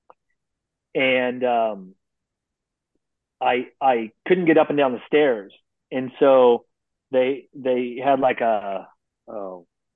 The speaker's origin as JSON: {"language": "English", "country": "United States", "said": "as an American"}